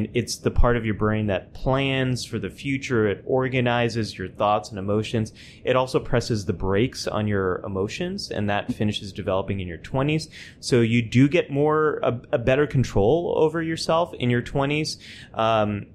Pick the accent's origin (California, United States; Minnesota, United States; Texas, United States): California, United States; moved away as an adult; also born or lived in New York; I'm a Californian who lived in New York for a decade and now just moved back to California